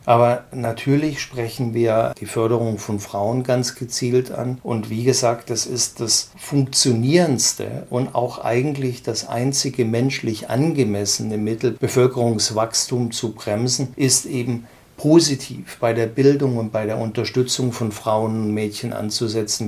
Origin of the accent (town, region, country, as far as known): Germany